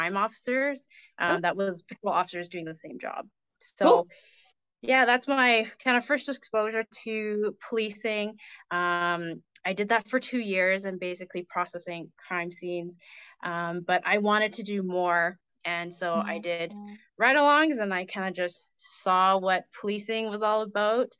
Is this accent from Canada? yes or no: yes; Calgary, Alberta, Canada; also born or lived in Ontario; I was born and raised in Calgary, which is actually pretty rare, but I love it here